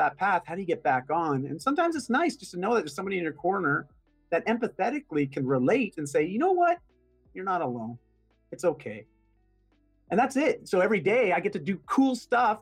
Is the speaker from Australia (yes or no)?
no; Canada; first language English; I'm Canadian.